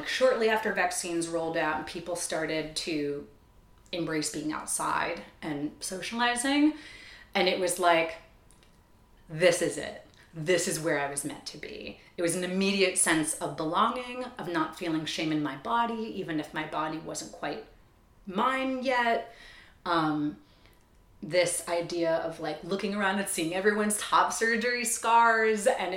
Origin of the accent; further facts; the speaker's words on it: Long Island, New York, United States; I grew up on Long Island